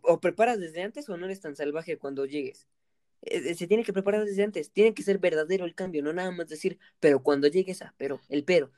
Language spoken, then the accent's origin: Spanish; Mexico; nosotros somos mexicanos.